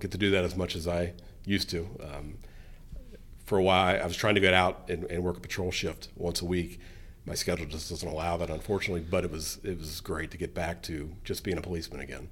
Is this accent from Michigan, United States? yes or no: no; Colerain Township, Ohio, United States; I grew up here in Coleraine